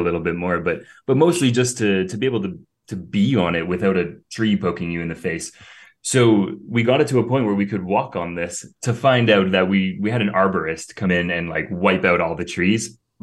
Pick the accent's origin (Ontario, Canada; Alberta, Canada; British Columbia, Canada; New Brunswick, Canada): Ontario, Canada; Cambridge; moved away as an adult; now in Greece; from a little small town, Cambridge, Ontario